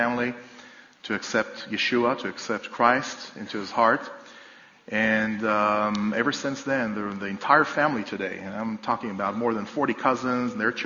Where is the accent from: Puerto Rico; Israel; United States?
Israel; a village just outside Jerusalem, Jerusalem District; I live in my hometown, my home village, in fact, a place just outside of Jerusalem.